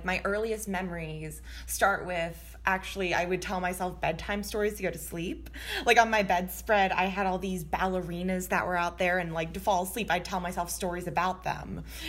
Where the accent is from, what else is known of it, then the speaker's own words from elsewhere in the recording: Florida, United States; also born or lived in Midwest; now in Los Angeles, United States; I am a Midwesterner and a Floridian, so weird combo, but I'm now out in LA.